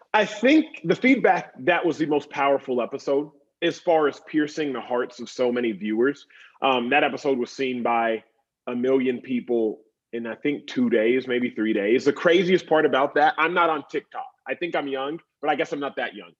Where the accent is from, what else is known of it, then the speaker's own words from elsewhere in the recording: Dallas, Texas, United States; now in Los Angeles, United States; I grew up in Dallas, Texas